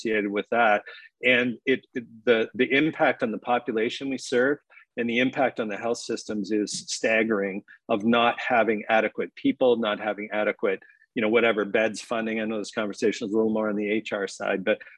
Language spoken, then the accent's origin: English; Timmins, Ontario, Canada; also born or lived in Dryden, Ontario; having spent a fair bit of time growing up in Timmins, Ontario, and then practicing in Dryden, Ontario